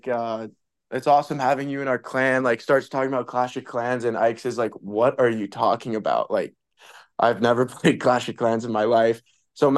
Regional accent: California, United States; now in Las Vegas, United States; growing up in California

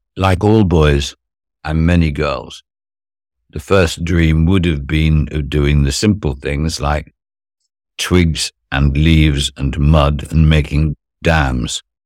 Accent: Cheshire, North West England, United Kingdom; also born or lived in Arnhem, Netherlands / Durham / London; in a stately home in the north of Cheshire

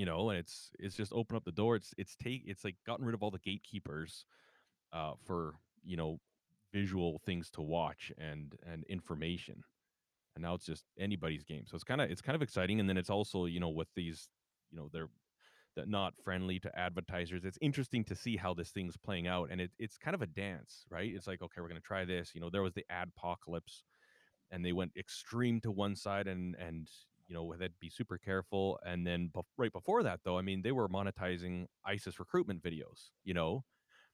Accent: Calgary, Alberta, Canada; I'm from Calgary.

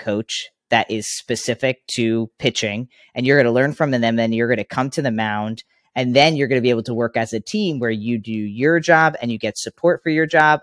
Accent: Long Island, New York, United States; I grew up in Long Island, New York

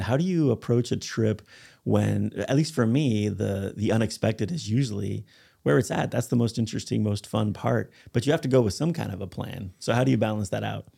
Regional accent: United States; I'm a foreigner, I'm American

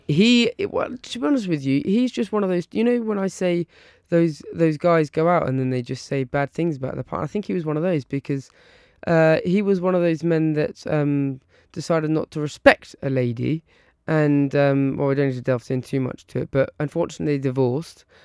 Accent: Isle of Wight, South East England, United Kingdom; now in Surrey, United Kingdom; I was brought up on the Isle of Wight on a little island

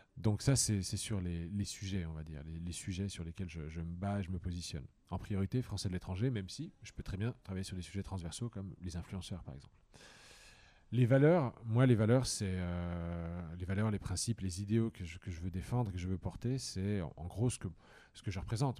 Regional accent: Toul, Grand Est, France; now in Madrid, Spain; j'ai grandi dans une petite ville de province, Toul

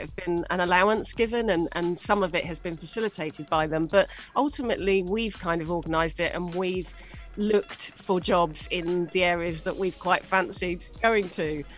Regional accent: England, United Kingdom; moved away as an adult; now in UAE; as a Brit moving to the UAE

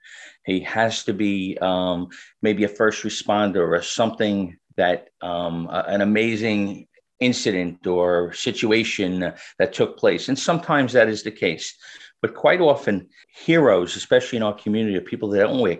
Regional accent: New York City, New York, United States; I was born and raised in Staten Island

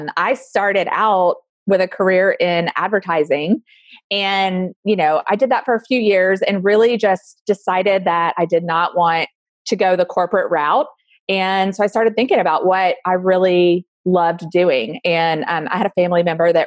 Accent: Alabama, United States; now in Austin, United States; I grew up in Alabama

